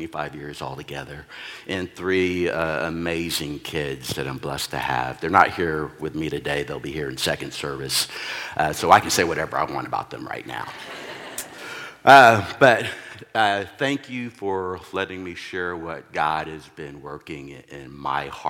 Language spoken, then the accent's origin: English; Texas, United States; also born or lived in New Hampshire / Oklahoma; now in Oregon, United States; I'm originally from Texas